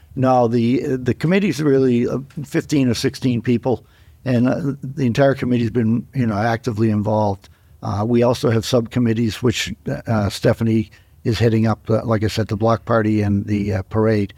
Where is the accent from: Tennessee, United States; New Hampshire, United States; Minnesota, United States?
New Hampshire, United States; Dover; also born or lived in Colorado; I grew up in Dover. I'm a Dover native.